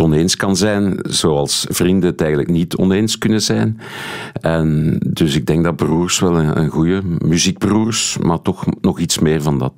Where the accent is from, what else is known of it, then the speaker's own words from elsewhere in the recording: Steenokkerzeel, Flanders, Belgium; also born or lived in Haren, Brussels / Brussels; ik ben opgegroeid in Steenokkerzeel. Eh, nu, tot mijn zevende heb ik, eh, woonde ik in, in de gemeente Haren